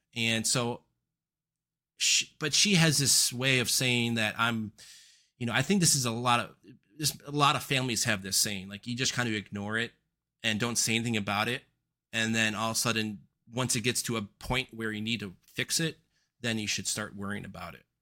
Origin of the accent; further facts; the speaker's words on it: suburbs just west of Chicago, Northern Illinois, United States; I was raised in Northern Illinois, uh, suburbs just west of Chicago